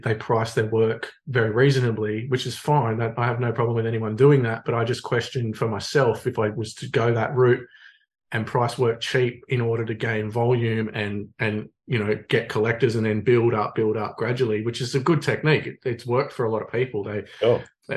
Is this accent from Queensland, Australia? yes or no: no; Sydney, New South Wales, Australia; moved away as an adult; now in Illawarra, Australia; I grew up in Manly on the Northern Beaches